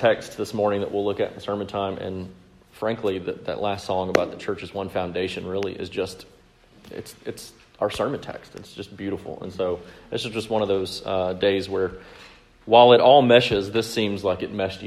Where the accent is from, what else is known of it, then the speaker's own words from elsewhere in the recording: Mississippi, United States; I grew up in Mississippi